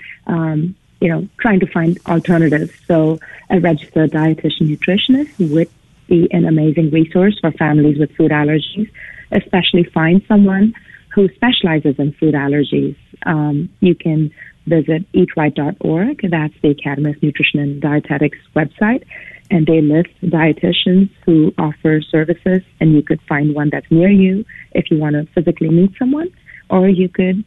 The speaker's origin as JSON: {"language": "English", "country": "India", "tie": "born or raised there", "moved": "as an adult", "lives_now": "United States", "said": "I was born and raised in India. I came to the United States in the early 90s."}